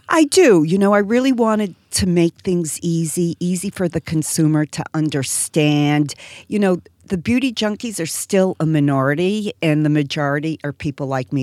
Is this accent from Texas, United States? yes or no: no; Boston, Massachusetts, United States; I'm from Boston and live in Boston now